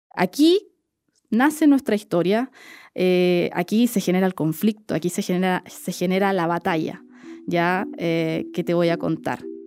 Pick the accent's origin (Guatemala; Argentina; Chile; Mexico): Chile; Soy una periodista chilena